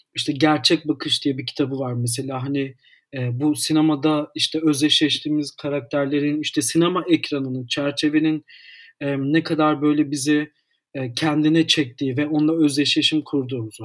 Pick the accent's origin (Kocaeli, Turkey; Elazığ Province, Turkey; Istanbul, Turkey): Istanbul, Turkey; 1991'de doğdum. İstanbul'da e, doğdum. İstanbul'da tüm eğitimimi sürdürüyorum.